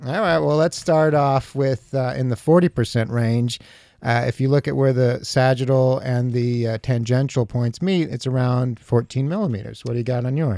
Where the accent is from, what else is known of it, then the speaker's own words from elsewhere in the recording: New York, United States; I'm a New Yorker